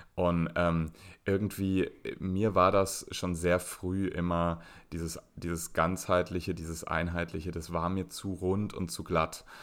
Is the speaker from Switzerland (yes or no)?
no; Berlin, Germany; in Berlin-Zehlendorf auf die gleiche Schule gegangen, eine Waldorfschule